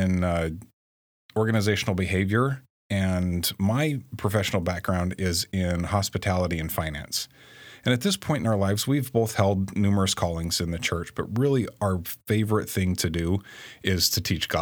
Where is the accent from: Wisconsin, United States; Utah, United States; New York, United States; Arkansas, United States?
Utah, United States; St. George; We're from St. George, Utah. Andrea grew up in Southeast Idaho, and I grew up, along the I-15 corridor.